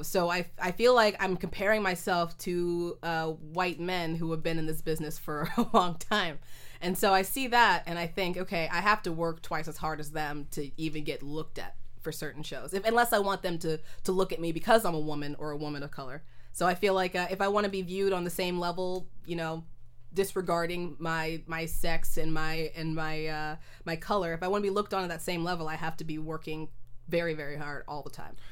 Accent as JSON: {"language": "English", "town": "Oakland", "region": "California", "country": "United States", "tie": "born or raised there", "also_born_or_lived": "Berkeley", "said": "I was raised in Oakland my whole life."}